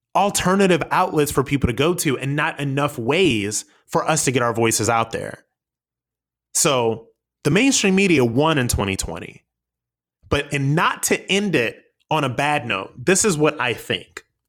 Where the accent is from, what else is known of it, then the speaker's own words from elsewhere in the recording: United States; we, as the American people